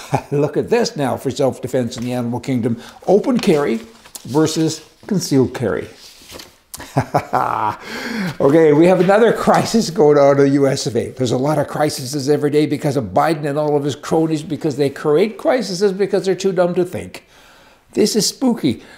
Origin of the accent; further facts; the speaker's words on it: Canada; now in United States; I'm a Canadian. I worked really hard to get my resident status in the U.S.